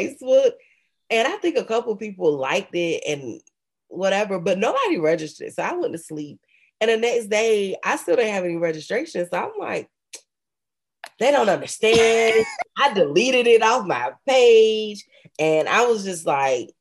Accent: Robersonville, North Carolina, United States; moved away; I'm from this really small town.

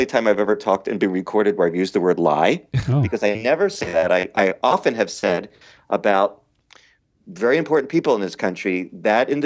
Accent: Philadelphia, Pennsylvania, United States; also born or lived in Montgomery County, Pennsylvania; I'm from Philly

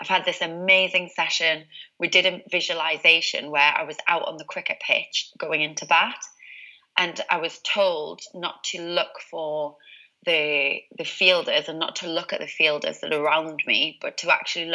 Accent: Newcastle upon Tyne, North East England, United Kingdom; I'm originally from Newcastle, as you can probably tell by the accent.

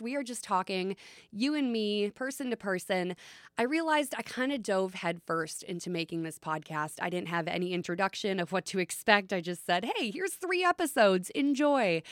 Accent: Long Prairie, Minnesota, United States; moved away; I'm from Long Prairie, Minnesota, small town in central Minnesota, county seat for Todd County. I was born and raised there

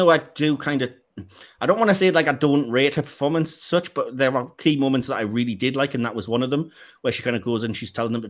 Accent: England, United Kingdom; Don't anybody listen to Dick Van Dyke attempt an English accent, because we don't sound anything like that.

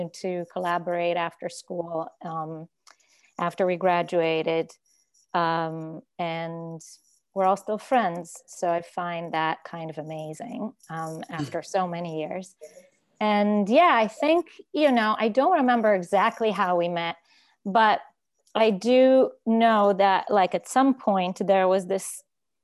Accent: Israel; moved away as an adult; also born or lived in New York; I grew up in Israel and I went to a very prestigious art high school

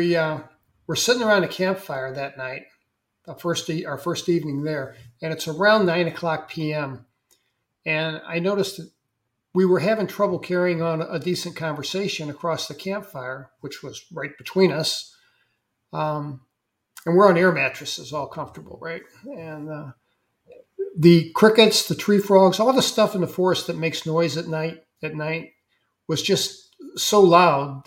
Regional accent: St. Louis, Missouri, United States; moved away as an adult; also born or lived in Vermont; I was from St. Louis, Missouri. We were both city kids

